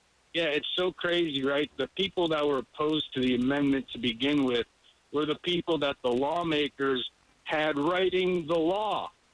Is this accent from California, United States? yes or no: no; Connecticut, United States; moved away; I'm originally from Connecticut.